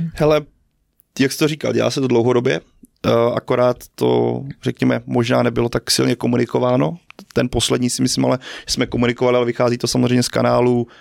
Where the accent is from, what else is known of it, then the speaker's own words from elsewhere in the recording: Brno, South Moravian Region, Czechia; moved away as an adult; now in Prague, Czech Republic; rodák z Brna